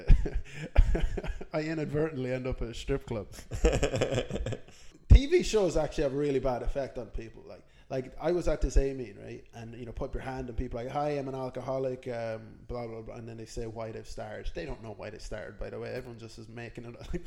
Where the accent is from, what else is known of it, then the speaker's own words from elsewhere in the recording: Ireland; moved away; I'm from Ireland.